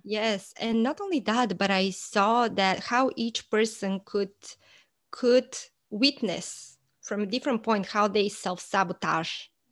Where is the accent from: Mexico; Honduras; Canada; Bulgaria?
Bulgaria; moved away as an adult; now in United States; I am originally from Bulgaria, and I moved to the States about fifteen, almost actually sixteen years ago.